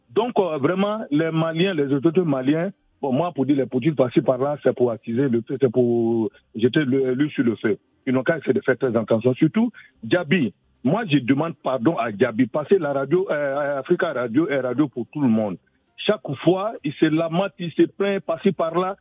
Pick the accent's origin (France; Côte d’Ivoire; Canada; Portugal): Côte d’Ivoire; Séguéla; Je suis de Makonoville et de Seguela, plus précisément Siana